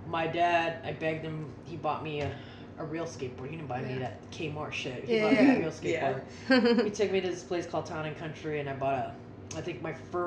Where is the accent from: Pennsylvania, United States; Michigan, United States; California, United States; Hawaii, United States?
Hawaii, United States; now in New York, United States; I grew up in Hawaii.